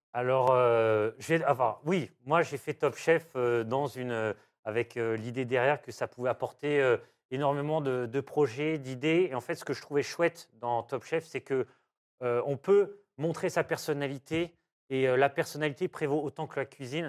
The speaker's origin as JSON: {"language": "French", "town": "Diou", "region": "Auvergne-Rhône-Alpes", "country": "France", "tie": "born or raised there", "said": "ma maîtresse de, maternelle quand j'étais petit à Diou"}